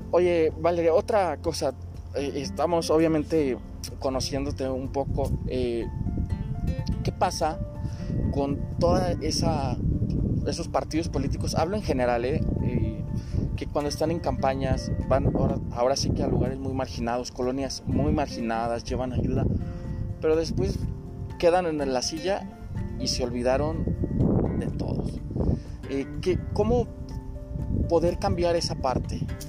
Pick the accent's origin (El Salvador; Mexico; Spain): Mexico; como buenos ciudadanos, como buenos mexicanos